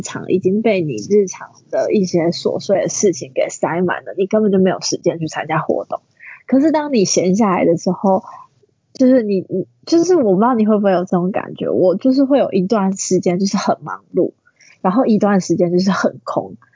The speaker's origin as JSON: {"language": "Chinese", "region": "Tainan", "country": "Taiwan", "moved": "as an adult", "lives_now": "Taipei, Taiwan", "said": "我原本是台南人嘛"}